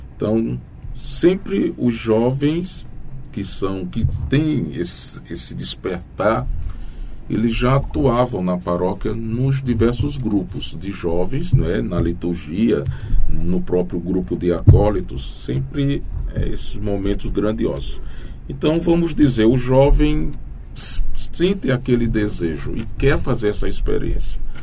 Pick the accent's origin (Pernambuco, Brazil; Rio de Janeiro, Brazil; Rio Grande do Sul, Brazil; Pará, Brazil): Pernambuco, Brazil; Camutanga; moved away as an adult; now in Itambé, Brazil; Pernambuco, bem aqui próximo, melhor dizendo, na cidade de Camutanga